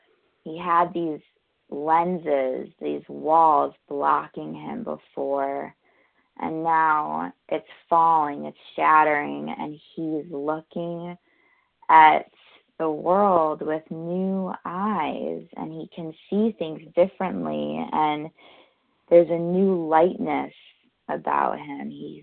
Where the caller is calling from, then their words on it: New York, United States; I'm calling from New York.